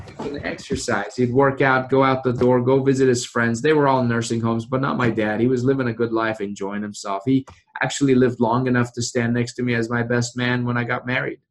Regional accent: Iran; now in Frederick, United States; growing up in Iran

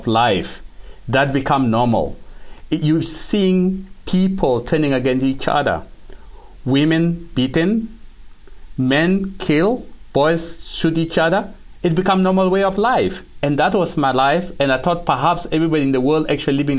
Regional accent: South Sudan; now in Canada; we grew up in South Sudan

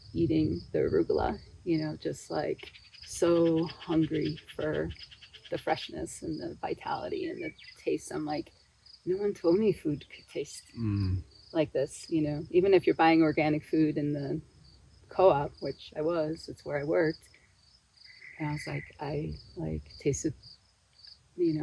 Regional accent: Buffalo, New York, United States; moved away as an adult; also born or lived in New Mexico / Washington; now in Utah, United States; I grew up in Buffalo, New York, or the suburbs of Buffalo, New York

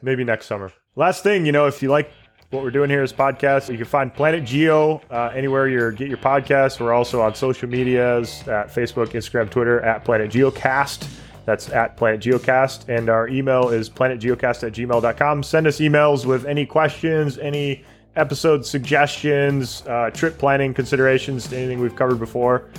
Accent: Michigan, United States; also born or lived in Canada; I was born and raised in Michigan, so I'm an American

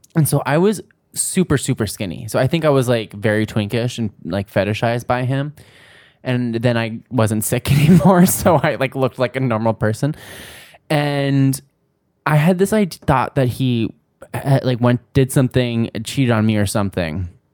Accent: New Jersey, United States; I grew up in New Jersey

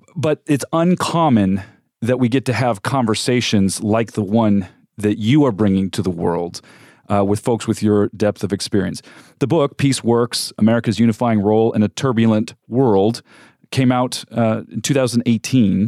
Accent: California, United States; moved away as an adult; also born or lived in Africa / Middle East; now in Phoenix, United States; I'm not from Arizona. I grew up in California and have also lived and worked, uh, overseas extensively, mostly in Africa and the Middle East

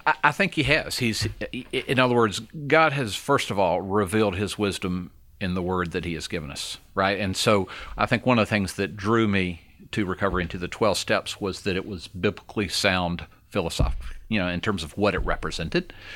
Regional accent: Georgia, United States; also born or lived in Alabama; I was born in Alabama. Didn't live there long. I was raised in Georgia

